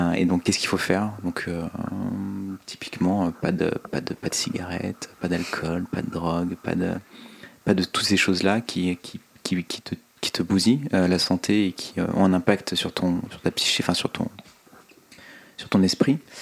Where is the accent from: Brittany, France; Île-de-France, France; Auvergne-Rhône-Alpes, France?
Auvergne-Rhône-Alpes, France; Oyonnax; also born or lived in Lyon; Je suis né à Lyon, j'ai grandi euh, principalement à Oyonnax